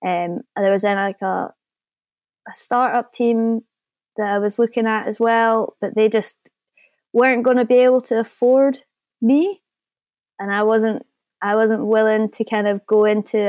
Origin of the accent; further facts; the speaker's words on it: New Zealand; And I'm coming from New Zealand. So, you know, if I can make it happen, then you can definitely make it happen.